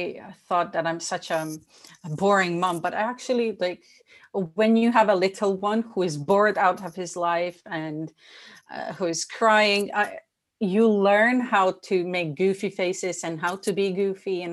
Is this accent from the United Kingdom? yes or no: no; Bosnia & Herzegovina; moved away; I was born in Bosnia. We experienced war, so that influenced my childhood